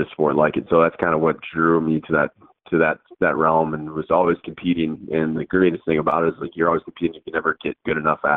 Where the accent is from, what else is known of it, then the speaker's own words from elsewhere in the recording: Michigan, United States; growing up in Michigan